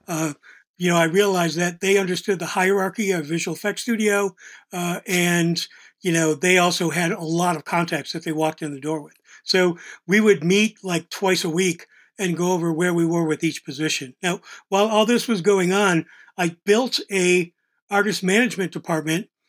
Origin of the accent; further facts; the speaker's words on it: Buffalo, New York, United States; moved away as an adult; also born or lived in Pittsburgh / Los Angeles; I was this kid from Buffalo